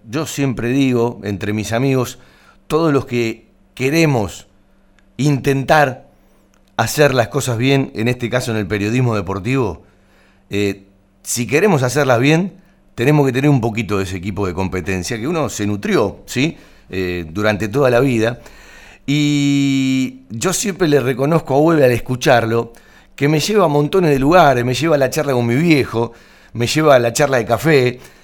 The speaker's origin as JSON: {"language": "Spanish", "town": "Banfield", "region": "Buenos Aires Province", "country": "Argentina", "tie": "born or raised there", "said": "los que nacimos en Banfield, eh, somos de Banfield de toda la vida"}